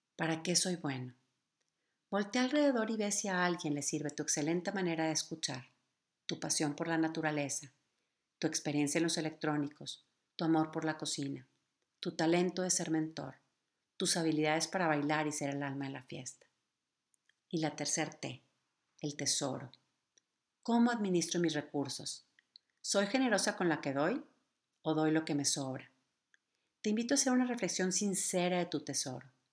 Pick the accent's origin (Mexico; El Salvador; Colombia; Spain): Mexico; nuestro querido México